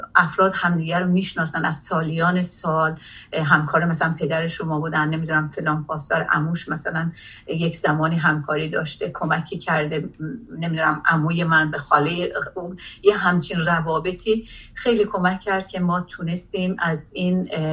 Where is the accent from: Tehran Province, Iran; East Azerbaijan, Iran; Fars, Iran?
East Azerbaijan, Iran; Jolfa; moved away as an adult; also born or lived in Tabriz / Hadishahr (Alamdar-Gargar) / Soviet Union; now in Norway; من در تبریز متولد شدم ولی سه سال داشتم که به خاطر شغل پدرم که ایجاب میکرد منتقل شدیم چند بار منتقل شدیم به من در جلفای عرس بزرگ شدم